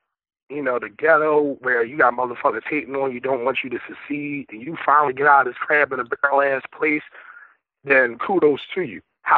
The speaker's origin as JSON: {"language": "English", "town": "Philadelphia", "region": "Pennsylvania", "country": "United States", "said": "I'm from West."}